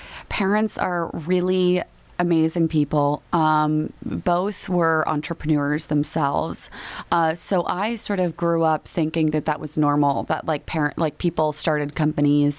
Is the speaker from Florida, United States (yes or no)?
yes; Miami, Florida, United States; first language Spanish; English is a second language; moved away; I'm from Miami